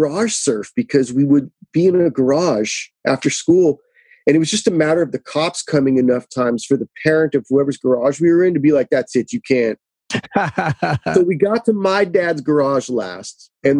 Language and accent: English; Los Angeles, California, United States; I was born and raised out here